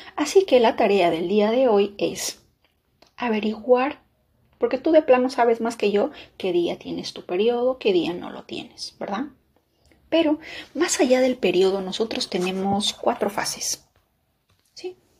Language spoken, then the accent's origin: Spanish; Peru; moved away